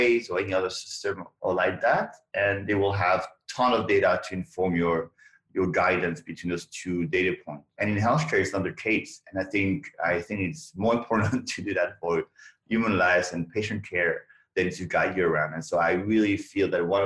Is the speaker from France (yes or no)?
yes; France; moved away as an adult; now in United States; I came from France